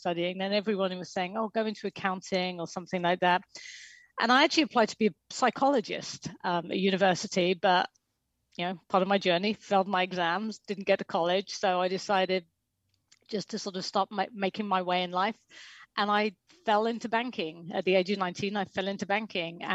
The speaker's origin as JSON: {"language": "English", "region": "England", "country": "United Kingdom", "also_born_or_lived": "New York", "moved": "as an adult", "said": "I'm English"}